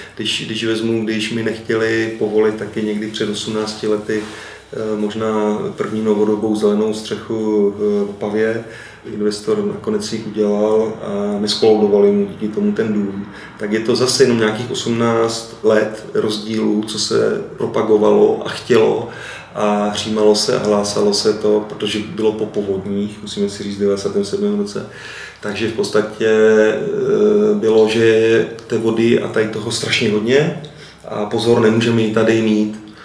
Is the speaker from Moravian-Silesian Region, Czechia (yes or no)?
yes; Opava, Moravian-Silesian Region, Czechia; also born or lived in Ostrava; Opava je moje rodné město